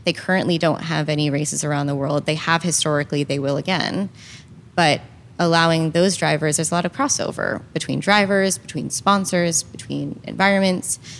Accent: Northeast of America, United States; as I grew up in the Northeast, I found the sport when I was based in Northeast.

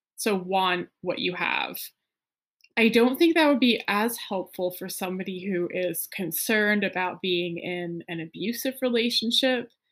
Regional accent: New England, United States; I grew up partly in New England

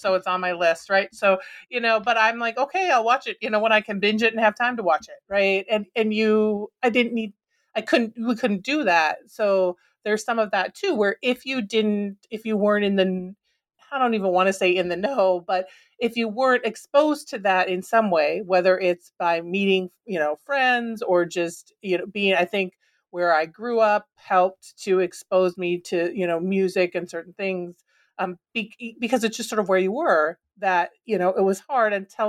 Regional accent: Minnesota, United States; And growing up in Minnesota, you know, I also love, like, right?

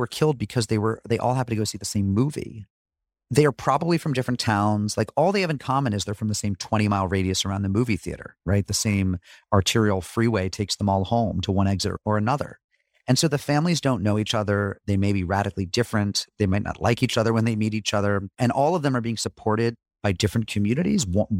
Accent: New England, United States; I did visit a lot, and my dad's from there, but I'm from New England, and this was really new ground for me, new territory.

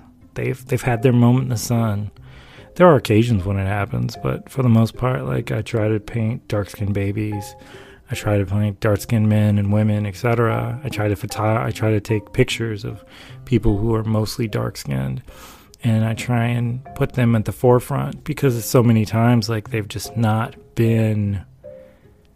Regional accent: the South, United States; I grew up in the South.

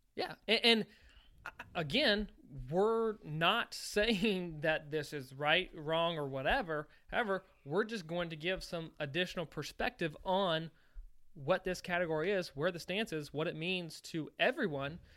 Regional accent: Virginia, United States; now in Missouri, United States; When I was growing up in Virginia

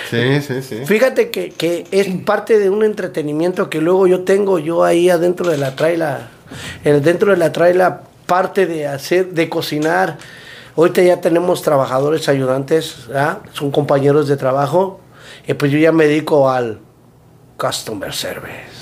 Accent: Mexico City, Mexico; now in United States; de la Ciudad de México, del DF. Pero cuidado, eh, no somos chilangos, somos capitalinos.

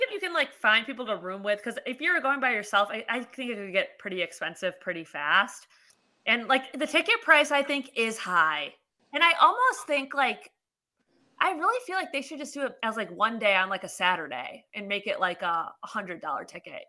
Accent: Maryland, United States; I'm from Maryland.

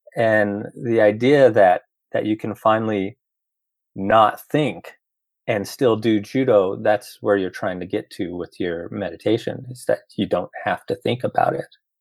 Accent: Roswell, New Mexico, United States; moved away as an adult; also born or lived in Los Angeles; born and raised in Roswell

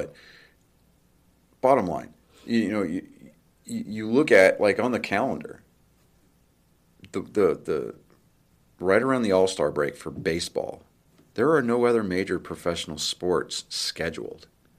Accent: San Diego, California, United States; born there; And because I was born in San Diego, fun fact, I don't claim it, but I was born there. It's no fault of my own. My dad was in the Navy.

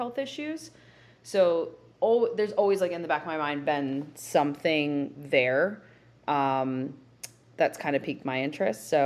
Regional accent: New Jersey, United States; growing up in New Jersey and living, I would say, like a pretty sheltered life.

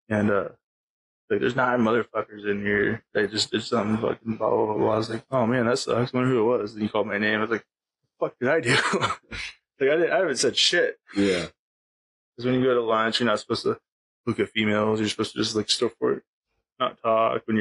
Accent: Pacific Northwest, United States; a lot different growing up in the Pacific Northwest. Completely different.

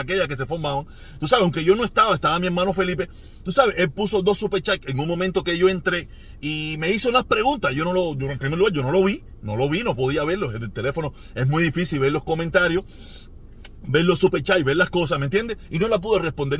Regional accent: Havana, Cuba; moved away as an adult; Me fui de Cuba por el sorteo

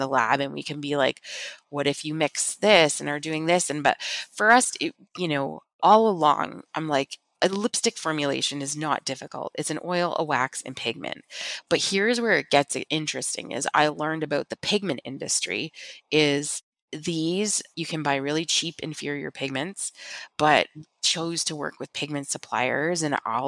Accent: Niagara region, Ontario, Canada; we're from the Niagara region in Canada, which is the largest wine region in our country

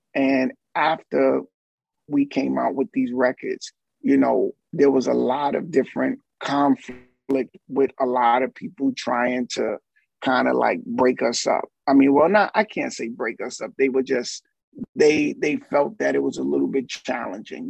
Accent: New York City, New York, United States; also born or lived in Barbados; as a kid, I would go back and forth from Barbados to Harlem, and then my family locked it down in Harlem, and Harlem, growing up around Apollo

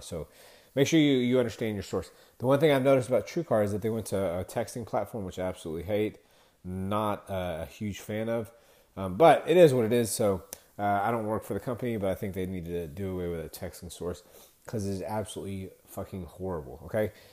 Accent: Texas, United States; I'm from Texas

